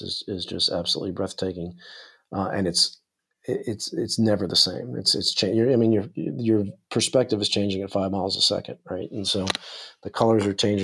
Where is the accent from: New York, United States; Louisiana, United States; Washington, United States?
New York, United States; growing up in New York